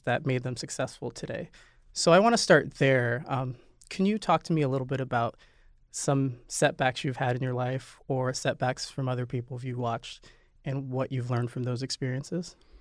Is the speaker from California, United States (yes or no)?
no; Nebraska, United States; now in New York City, United States; We're both Midwesterners. You're from Missouri and I'm from Nebraska.